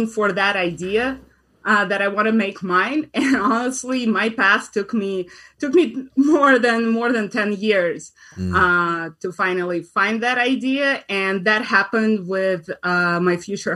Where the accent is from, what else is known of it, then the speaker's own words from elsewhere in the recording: Russia; moved away as an adult; now in United States; I am an immigrant. I'm originally from Russia